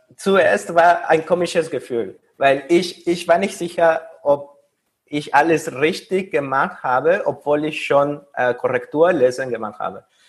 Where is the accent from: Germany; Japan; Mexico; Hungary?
Mexico; German is a second language; moved away as an adult; also born or lived in Paris; now in Vienna, Austria; ich komme aus Mexiko und äh, dort habe ich meinen Bachelor